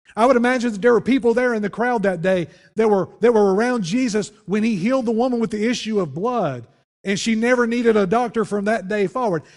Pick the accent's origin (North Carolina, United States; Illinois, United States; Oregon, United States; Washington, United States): North Carolina, United States; Wilkes County; moved away; I'm originally from Wilkes County